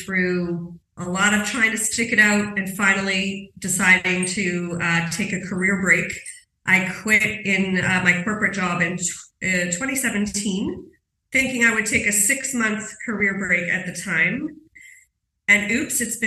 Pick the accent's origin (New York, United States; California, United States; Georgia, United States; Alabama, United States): New York, United States; New York City; moved away as an adult; I'm from New York City